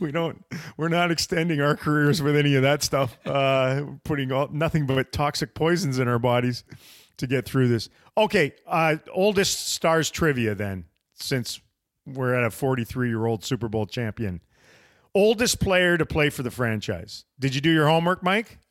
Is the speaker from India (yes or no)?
no; Canada; now in United States; As a Canadian slash American, 'cause I'm both now